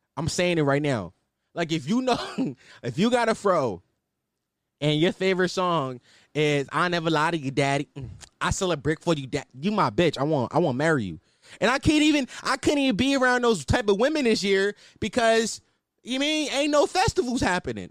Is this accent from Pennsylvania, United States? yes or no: yes; Philadelphia, Pennsylvania, United States; I'm from Philadelphia, Pennsylvania, you know, two one five, uh, City of Brother Love, uh, West Stoke Lane to be exact, uptown